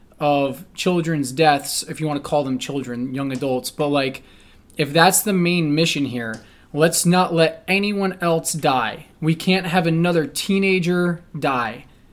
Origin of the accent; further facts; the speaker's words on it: New Jersey, United States; So it's like the town I grew up in New Jersey, every year 1 to 3 kids jump in front of a freaking train.